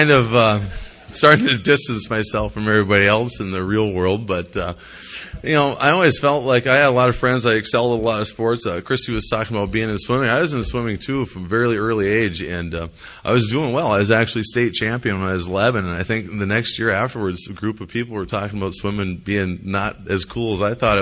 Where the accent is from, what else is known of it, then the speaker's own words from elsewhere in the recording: Jamestown, North Dakota, United States; I grew up in Jamestown, North Dakota